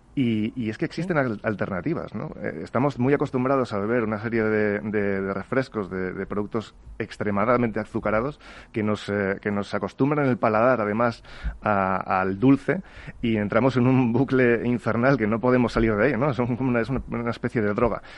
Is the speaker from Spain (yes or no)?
yes; Spain; en España somos